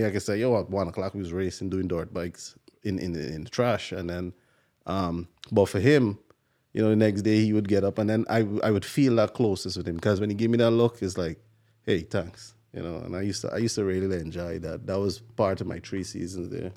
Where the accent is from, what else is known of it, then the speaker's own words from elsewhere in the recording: Guyana; now in New York, United States; I'm from Guyana